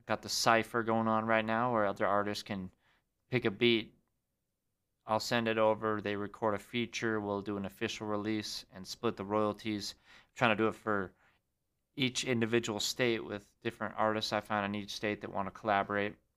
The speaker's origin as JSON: {"language": "English", "town": "Great Falls", "region": "Montana", "country": "United States", "tie": "born or raised there", "said": "Filmed it back in my hometown. Had to go back to Great Falls, my own Montana"}